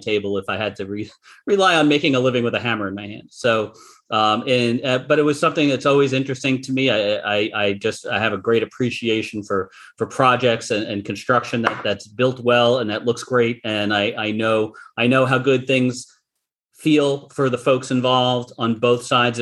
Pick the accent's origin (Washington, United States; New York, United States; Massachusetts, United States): New York, United States; Long Island; as a kid growing up on Long Island, my father was a general contractor